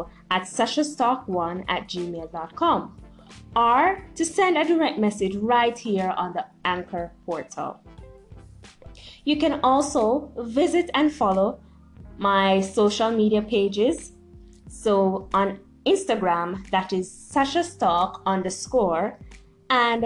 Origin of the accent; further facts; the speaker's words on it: Jamaica; I am a Jamaican-born motivational speaker